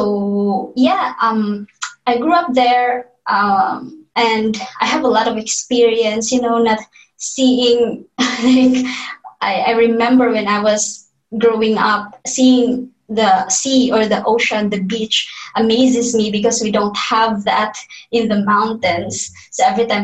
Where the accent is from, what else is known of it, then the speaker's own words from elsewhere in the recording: Don Victoriano, Northern Mindanao, Philippines; now in Manila, Philippines; I grew up in Mindanao. So Mindanao is the southern part of the Philippines.